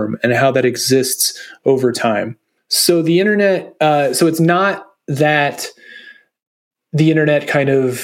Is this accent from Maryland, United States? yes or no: yes; Maryland, United States; my home state of Maryland, in the mid-Atlantic U.S.